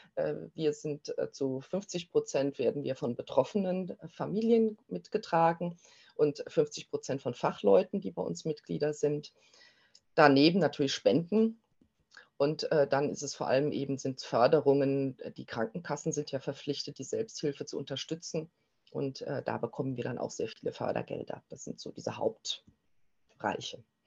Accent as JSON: {"language": "German", "country": "Germany", "said": "bei uns in Deutschland"}